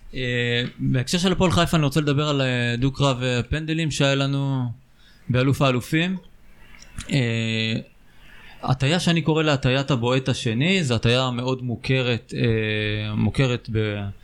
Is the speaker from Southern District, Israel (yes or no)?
yes; Beersheba, Southern District, Israel; ואני בתור באר שבעי